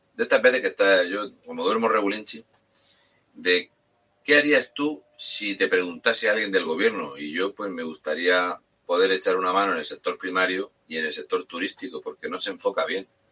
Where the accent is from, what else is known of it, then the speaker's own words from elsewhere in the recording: Spain; nuestra España